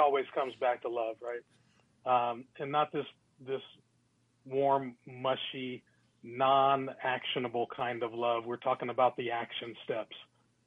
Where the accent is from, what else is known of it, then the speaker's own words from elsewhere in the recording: Glenwood Park, Maryland, United States; When I was growing up in Glenwood Park, Maryland